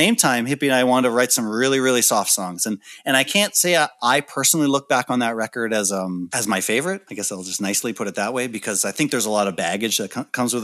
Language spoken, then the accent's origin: English; Canada; being a Canadian band